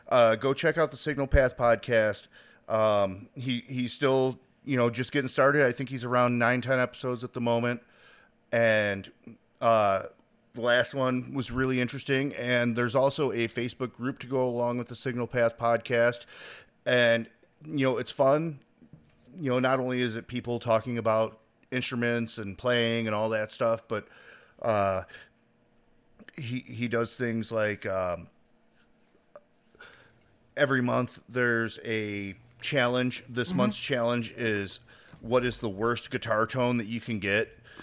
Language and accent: English; the Carolinas, United States; I'm from the Carolinas. I went from one line to the other line.